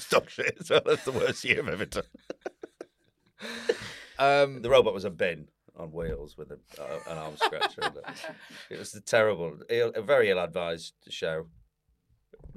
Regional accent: Preston, North West England, United Kingdom; also born or lived in Stretford, Manchester; now in Manchester, United Kingdom; I'm from Preston.

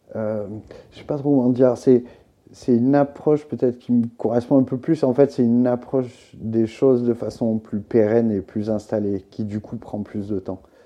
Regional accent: southern France, France; also born or lived in Beaucaire; now in Paris, France; rentrer dans le sud, là d'où je viens

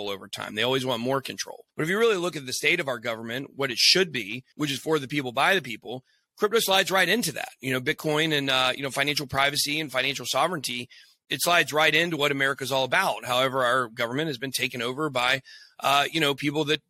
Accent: Canton, Georgia, United States; also born or lived in Rome, Georgia / Acworth, Georgia / Kennesaw, Georgia / Marietta, Georgia; I was technically born in Rome, Georgia, but I grew up in Canton, Georgia

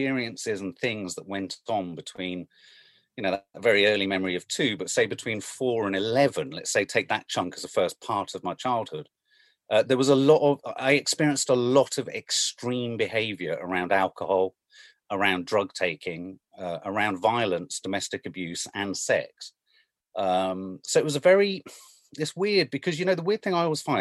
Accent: London, United Kingdom; also born or lived in Birmingham; so I came from Birmingham down to London, living in an area of London, which is weird because whenever I talk about where I grew up, everyone now goes, oh, you must be a posh kid because you came from Blenheim Crescent

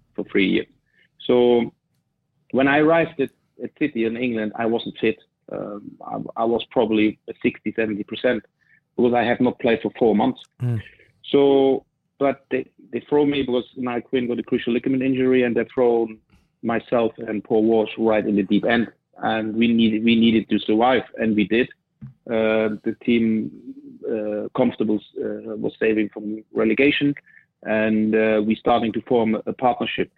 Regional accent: East Germany, Germany; English is a second language; moved away as an adult; also born or lived in Manchester; that was what I was used from the East, that we as a team, we play together and we also socialize together

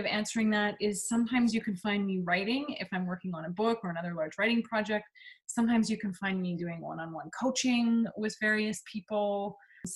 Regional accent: Vancouver, British Columbia, Canada; also born or lived in California; now in Bainbridge Island, United States; I grew up in Vancouver

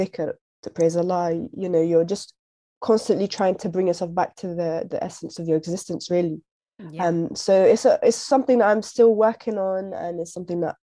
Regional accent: United Kingdom; now in London, United Kingdom; We're British, we're British Muslims

